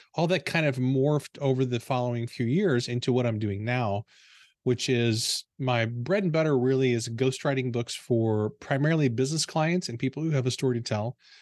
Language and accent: English; Potosi, Missouri, United States; I grew up in a small town in southeastern Missouri called Potosi